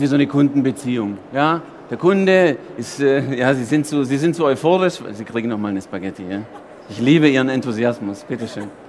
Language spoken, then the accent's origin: German; Germany; Italiener in Deutschland geboren